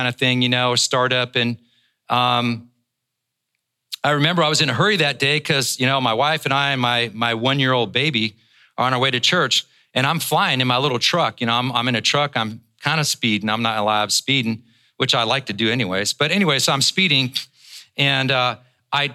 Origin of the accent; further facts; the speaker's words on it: Northern Ireland, United Kingdom; I was born in Northern Ireland, but we're Scotch-Irish.